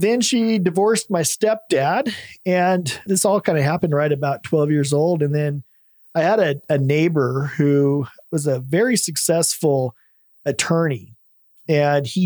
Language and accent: English; Salem, Oregon, United States; I grew up in Salem, Oregon, in the Willamette Valley